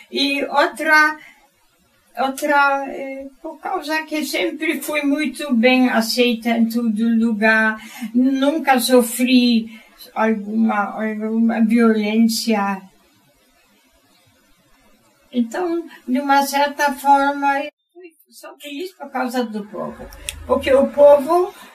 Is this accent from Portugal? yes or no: no; Germany; Portuguese is a second language; now in Brazil; na Alemanha na região onde eu morava